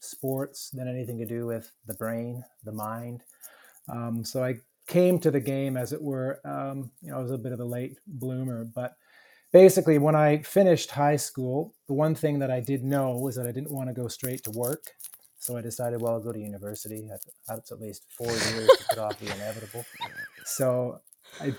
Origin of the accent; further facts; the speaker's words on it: Canada; moved away as an adult; also born or lived in Melbourne, Australia; now in United States; Being Canadian